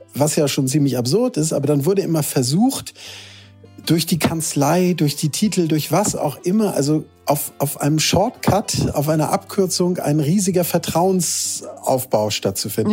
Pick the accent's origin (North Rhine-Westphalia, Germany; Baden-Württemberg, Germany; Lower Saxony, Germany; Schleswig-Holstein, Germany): Schleswig-Holstein, Germany; Lübeck; also born or lived in Hamburg / Heide; gebürtiger Lübecker.